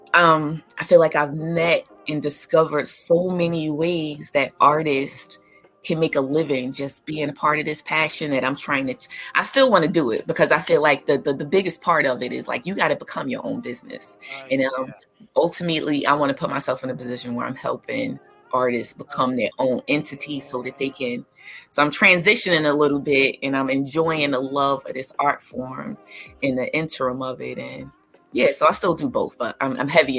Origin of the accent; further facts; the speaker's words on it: Newark, New Jersey, United States; moved away; I am a Newark, New Jersey native, born and raised